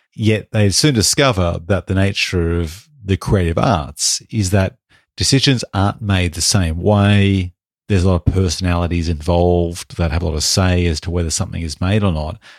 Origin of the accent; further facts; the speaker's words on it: Australia; We're Australian